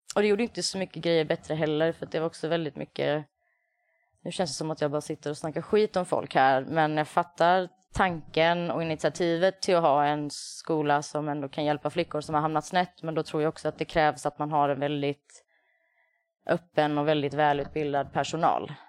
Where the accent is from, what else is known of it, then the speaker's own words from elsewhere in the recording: Värnamo, Jönköping County, Sweden; moved away; sist jag var hemma i Värnamo